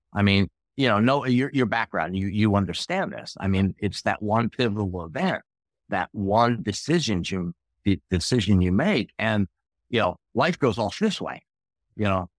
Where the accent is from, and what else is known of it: outside of Philadelphia, Pennsylvania, United States; born or raised there